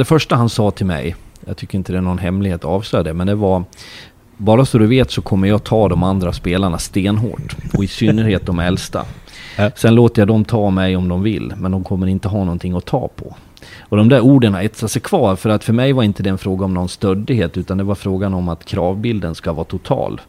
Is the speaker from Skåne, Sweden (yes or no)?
no; Leksand, Dalarna County, Sweden; now in Norway; jag kommer ju från Leksand